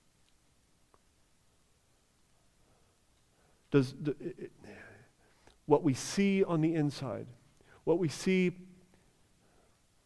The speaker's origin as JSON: {"language": "English", "country": "United States", "said": "as American Christians"}